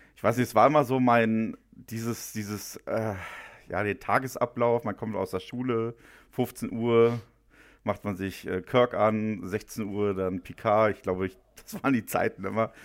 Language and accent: German; Müncheberg, Brandenburg, Germany; moved away as an adult; Ich bin ja auch geborener Ostdeutscher